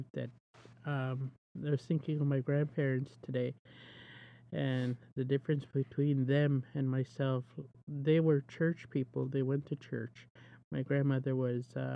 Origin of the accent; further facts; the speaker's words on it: Cote First Nation reserve, the Prairies, Canada; I'm from the prairies, and I'm Soto. I come from the Côte Indian Reserve